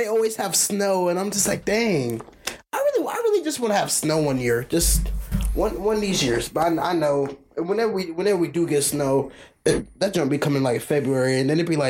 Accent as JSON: {"language": "English", "region": "Georgia", "country": "United States", "tie": "born or raised there", "also_born_or_lived": "Chicago, Illinois", "said": "I was born in Chicago, so like my first 3 years of my life I lived in Chicago before I moved to Georgia."}